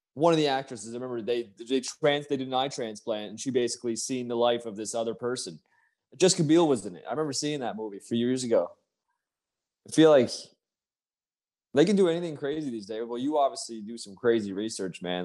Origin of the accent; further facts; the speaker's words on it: Canada; I'm from Canada, so I'm down there by almost New York